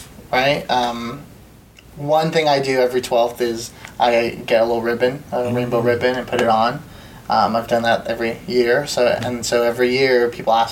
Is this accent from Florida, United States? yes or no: yes; Orlando, Florida, United States; moved away as an adult; also born or lived in San Francisco area, California / Mexico (family); now in Austin, United States; we moved from Florida, from California to Florida when I was 5. So then I grew up in Orlando.